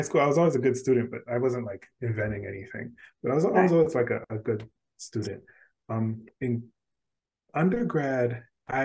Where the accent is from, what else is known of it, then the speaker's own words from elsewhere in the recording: Washington, District of Columbia, United States; now in South Carolina, United States; I grew up in Washington, D.C.